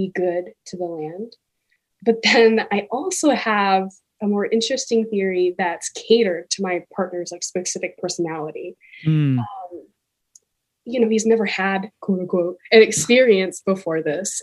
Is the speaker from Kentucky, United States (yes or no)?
yes; Kentucky, United States; now in Washington, United States; growing up in Kentucky